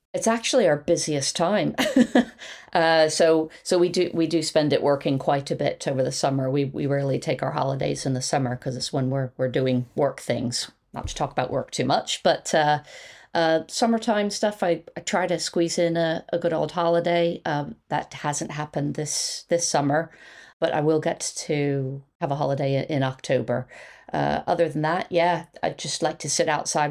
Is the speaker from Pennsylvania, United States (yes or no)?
yes; Quakertown, Pennsylvania, United States; moved away as an adult; now in United Kingdom; I'm from Philadelphia. Uh, well, actually, a very nice suburb outside of Philadelphia. So fifty miles north of Philadelphia